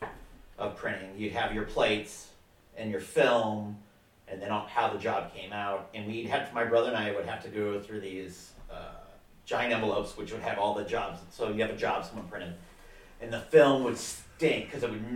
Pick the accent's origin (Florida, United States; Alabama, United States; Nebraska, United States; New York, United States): Nebraska, United States; I was raised in Nebraska